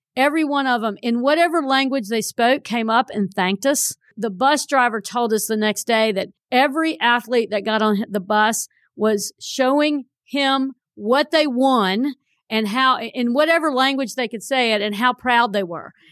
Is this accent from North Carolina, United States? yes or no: yes; Burlington, North Carolina, United States; I grew up in Burlington